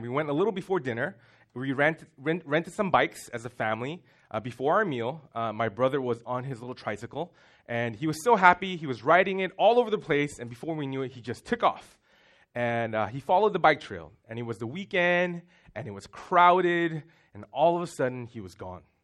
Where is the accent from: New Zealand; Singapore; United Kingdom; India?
Singapore; moved away; we grew up in Singapore